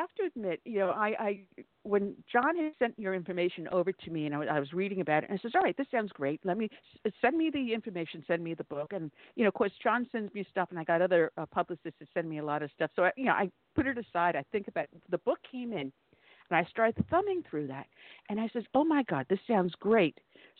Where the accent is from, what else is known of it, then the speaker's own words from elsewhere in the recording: Long Island, New York, United States; moved away as an adult; also born or lived in Brooklyn, New York; as you can tell from my dialect, I am not from the South, even though I got here as soon as I could. I am a native New Yorker, growing up on Long Island and working as a cop in Brooklyn.